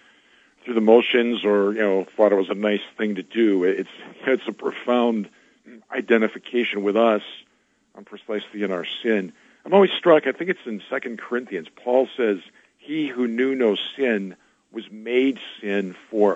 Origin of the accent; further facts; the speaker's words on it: Milwaukee, Wisconsin, United States; moved away as an adult; now in Gary, United States; I'm from Milwaukee, and I was auxiliary bishop there until the end of 14